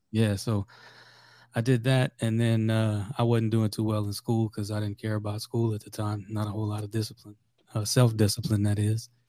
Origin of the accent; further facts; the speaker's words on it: South Louisiana, United States; I'm from, I'm from South Louisiana originally